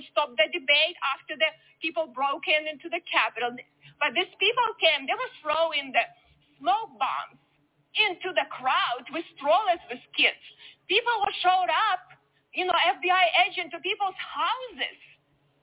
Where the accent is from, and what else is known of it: Ukraine; born or raised there; moved away as an adult; now in United States